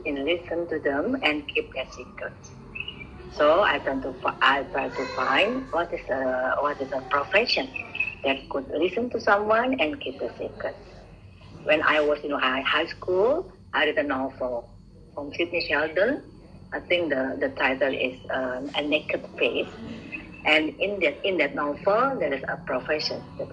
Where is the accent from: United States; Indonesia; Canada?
Indonesia; Bandung, West Java; English is a second language; moved away as an adult; now in Surabaya, Indonesia; I'm from Bandung, and I work in Surabaya after my graduation as a psychologist